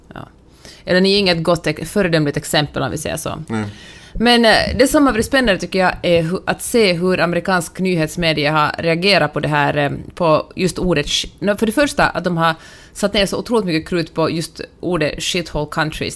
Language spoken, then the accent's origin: Swedish; Finland; now in United States; jag som finländare